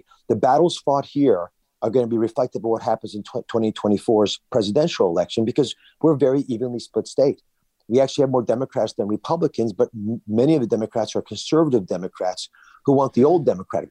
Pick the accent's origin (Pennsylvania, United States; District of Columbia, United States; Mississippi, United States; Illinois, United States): Pennsylvania, United States; also born or lived in New Jersey; I am from Pennsylvania area